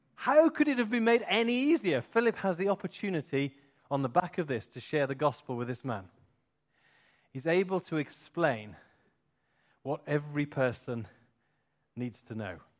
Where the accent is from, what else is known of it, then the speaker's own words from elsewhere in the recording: Clun, West Midlands, United Kingdom; I was born, that was the place I was born. I was born in Tlan. I am indeed a Tlannite.